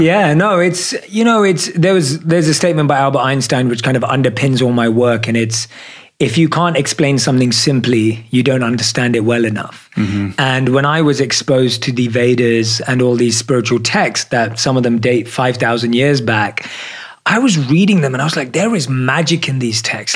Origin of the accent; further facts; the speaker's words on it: London, United Kingdom; I'm born and raised in London. I grew up liking anything an average Londoner is into